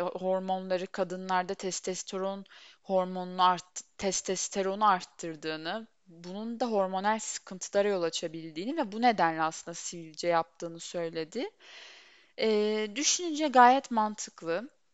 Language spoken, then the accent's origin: Turkish; Turkey; Böyle topraklarda doğdum, büyüdüm